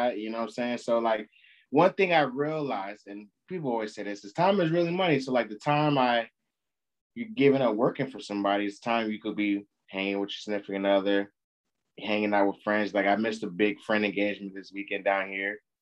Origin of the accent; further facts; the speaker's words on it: United States; We're American